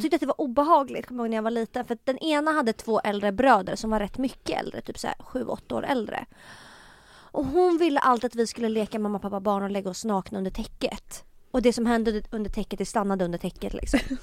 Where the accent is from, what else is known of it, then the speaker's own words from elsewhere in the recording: Stockholm, Stockholm County, Sweden; also born or lived in Tumba; jag är uppväxt på Söder